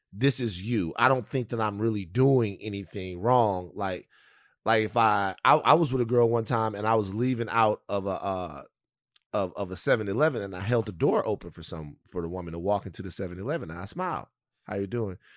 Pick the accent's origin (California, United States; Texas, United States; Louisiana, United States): Louisiana, United States; I grew up in Louisiana